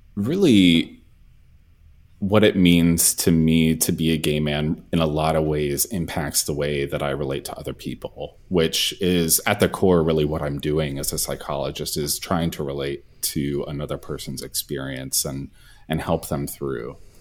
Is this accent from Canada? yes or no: no; the South, United States; also born or lived in Texas; as a gay man growing up in the South.